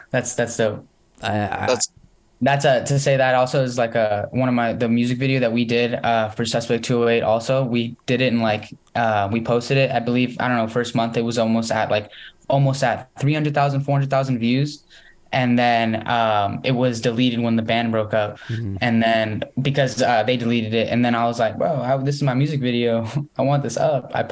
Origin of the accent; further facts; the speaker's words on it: London, United Kingdom; I grew up in London.